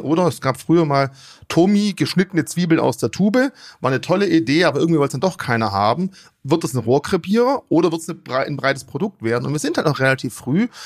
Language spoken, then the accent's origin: German; Germany; bei uns in Deutschland